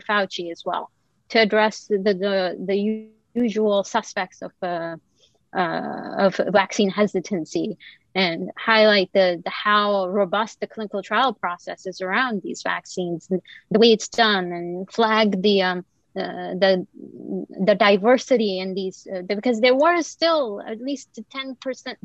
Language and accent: English; Kuwait; moved away as an adult; now in United States; I also did not grow up in the US. I grew up in Kuwait, and like I came here for my training.